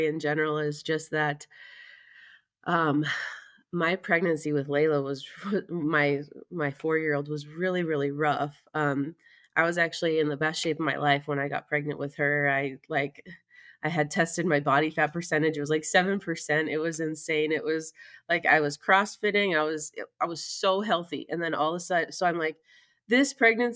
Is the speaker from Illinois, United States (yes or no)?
yes; Illinois, United States; moved away as an adult; now in Utah, United States; I live in Utah now, but I'm actually from Illinois.